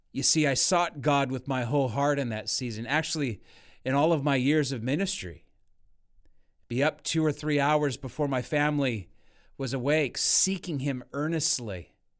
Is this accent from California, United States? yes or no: yes; Northern California, United States; I grew up in Northern California